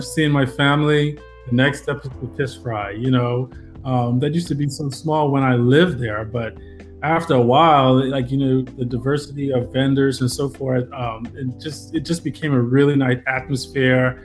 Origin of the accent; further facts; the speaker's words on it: Nassau, New Providence, Bahamas; I'm from Nassau